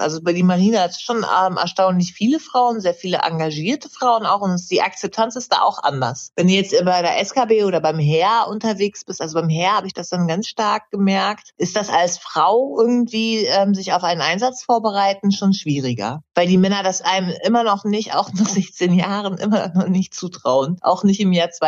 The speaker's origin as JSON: {"language": "German", "area": "near Hanover", "region": "Lower Saxony", "country": "Germany", "said": "ich bin ein bisschen weiter weg"}